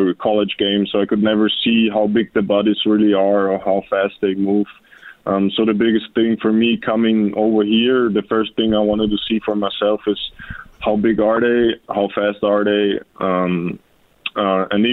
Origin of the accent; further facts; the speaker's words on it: Austria; moved away as an adult; we actually play football over there in Austria